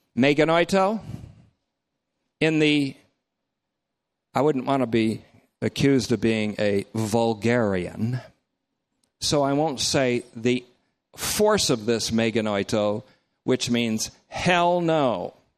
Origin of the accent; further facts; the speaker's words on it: North Bennington, Vermont, United States; my hometown, North Bennington, Vermont